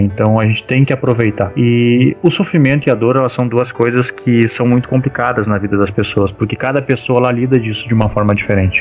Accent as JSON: {"language": "Portuguese", "region": "Rio Grande do Sul", "country": "Brazil", "said": "eu sou do Rio Grande do Sul"}